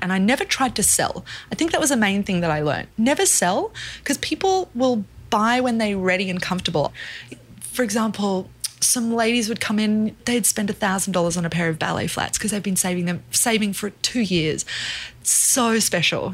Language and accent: English; Brisbane, Queensland, Australia; born or raised there; moved away as an adult; also born or lived in South Africa; now in Brooklyn, United States